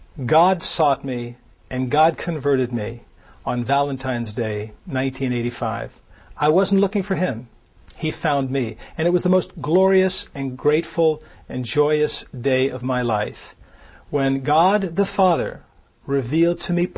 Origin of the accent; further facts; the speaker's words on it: Nuremberg, Bavaria, Germany; born there; I was born in Nuremberg, Germany. My mother was Lutheran. My mother married a military person later when I was 6 or 7, who was Catholic.